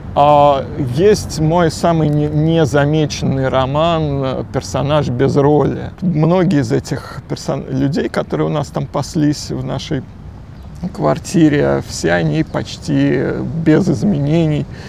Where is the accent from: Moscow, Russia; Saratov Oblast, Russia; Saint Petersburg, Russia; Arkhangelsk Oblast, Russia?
Moscow, Russia; Я родился на Где? окраине. А, район Кузьминок, Рязанский проспект